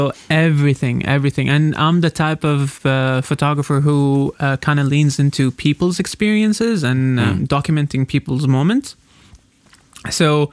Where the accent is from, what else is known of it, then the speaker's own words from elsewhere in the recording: Oman; I've been born and raised in Amman